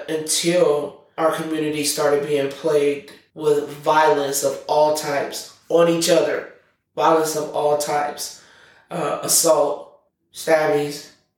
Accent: Omaha, Nebraska, United States; I was born and raised in North Omaha

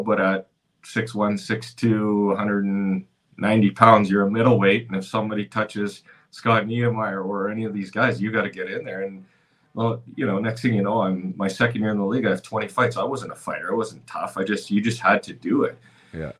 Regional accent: Cranbrook, British Columbia, Canada; now in Dallas, United States; growing up in Cranbrook, British Columbia

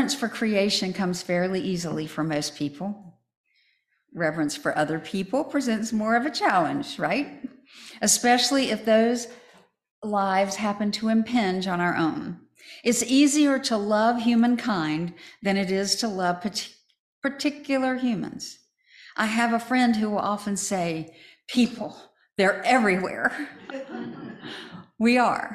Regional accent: United States; Where I grew up in Chatham County, chickens are a big industry.

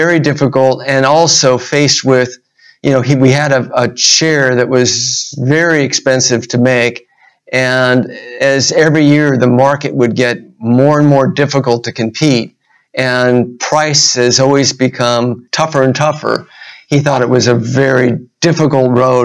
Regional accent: Huntington Beach, California, United States; I grew up in Huntington Beach

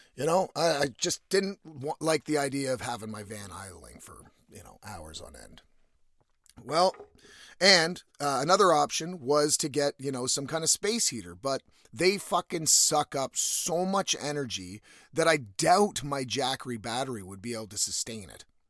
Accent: East Coast of Canada, Canada; now in West Coast, Canada; I'm from the East Coast, so the winter does get pretty fucking cold

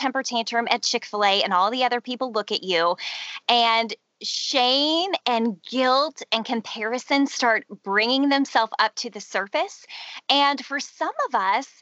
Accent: Houston, Texas, United States; I grew up in Houston, Texas

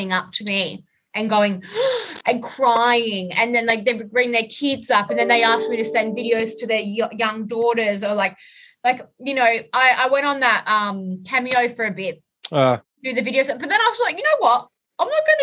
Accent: Australia

